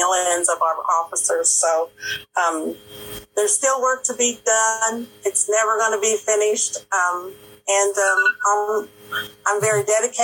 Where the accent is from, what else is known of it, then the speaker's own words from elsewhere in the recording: Topeka, Kansas, United States; I was born and raised in Topeka